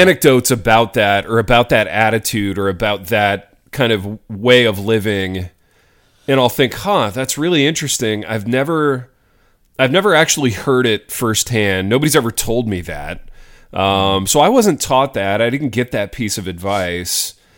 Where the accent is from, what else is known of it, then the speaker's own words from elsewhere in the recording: Hartford City, Indiana, United States; my hometown, shout out Hartford City, Indiana